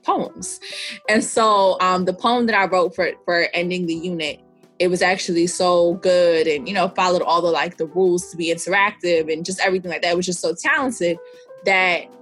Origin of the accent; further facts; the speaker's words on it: New York City, New York, United States; I'm from New York City, mm-hmm. The Bronx specifically, like born and raised